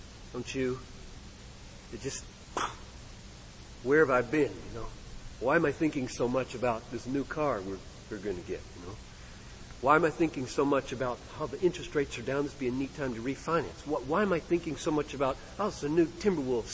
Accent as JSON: {"language": "English", "country": "United States", "said": "I'm an American"}